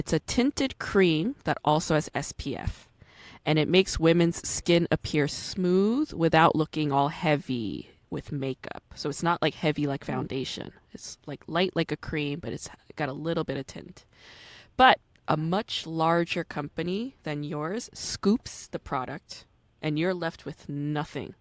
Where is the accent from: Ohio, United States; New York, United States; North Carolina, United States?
New York, United States; also born or lived in Berlin; I'm like a city girl. I grew up in New York